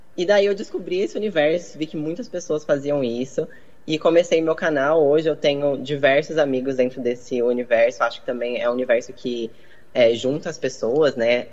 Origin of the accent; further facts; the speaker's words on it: Minas Gerais, Brazil; Eu sou mineira.